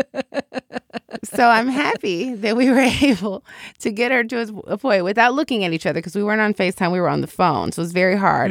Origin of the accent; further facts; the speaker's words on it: Chicago, Illinois, United States; moved away as an adult; also born or lived in Washington, D.C.; I'm from Chicago